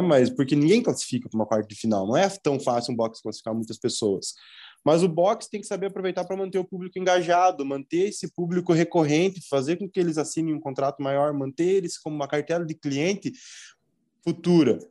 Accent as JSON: {"language": "Portuguese", "town": "Mafra", "region": "Santa Catarina", "country": "Brazil", "said": "Eu sou de Mafra, Santa Catarina."}